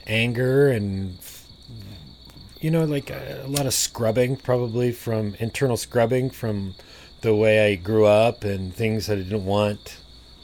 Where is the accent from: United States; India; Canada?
United States; Vancouver, Washington; also born or lived in near Seattle, Washington; I was raised in the Pacific Northwest in a very gray, rainy town called Vancouver, Washington